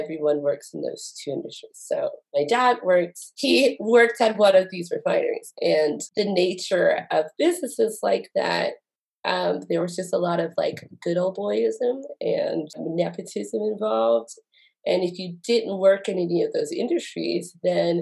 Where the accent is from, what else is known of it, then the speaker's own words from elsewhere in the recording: Lake Charles, Louisiana, United States; moved away as an adult; now in Utah, United States; I grew up in Lake Charles, Louisiana